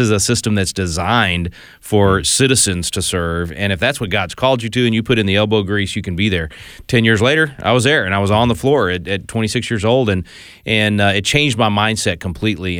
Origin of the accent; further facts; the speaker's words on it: Texas, United States; I'm from Texas